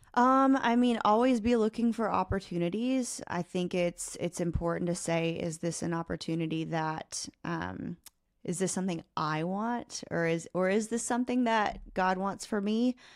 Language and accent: English; Oklahoma, United States; I grew up in a really small home, a, a really small town in Oklahoma